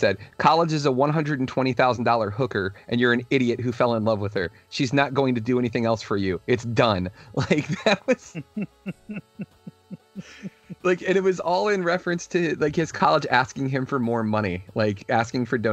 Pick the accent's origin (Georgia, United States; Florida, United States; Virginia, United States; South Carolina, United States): Virginia, United States; my state, my home state